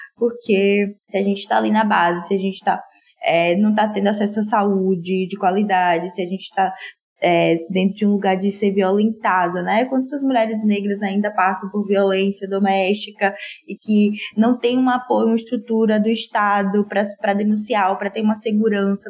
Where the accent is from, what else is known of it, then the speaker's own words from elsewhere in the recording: Salvador, Bahia, Brazil; moved away as an adult; now in São Paulo, Brazil; sou soteropolitana